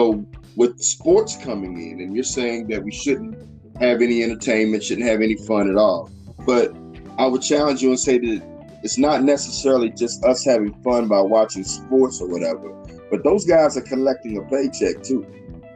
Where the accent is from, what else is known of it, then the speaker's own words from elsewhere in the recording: Louisville, Kentucky, United States; my hometown, your hometown too, Louisville, Kentucky